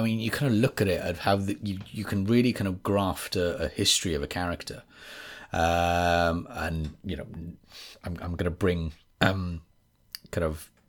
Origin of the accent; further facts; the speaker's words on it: Wales, United Kingdom; accent: West Wales; This is West Wales, but not actually West Wales, because a lot of people think I sound from England, and then when I'm in England, people say, "Oh, you sound very Welsh." Very Welsh, as they say.